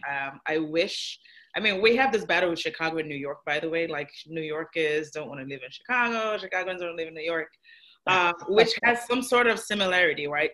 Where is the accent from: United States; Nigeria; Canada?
Nigeria; I'm Nigerian